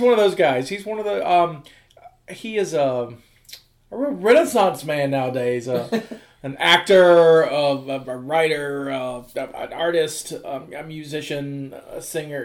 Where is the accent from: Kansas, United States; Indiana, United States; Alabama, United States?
Alabama, United States; Mobile; now in West Virginia, United States; close to my hometown in Mobile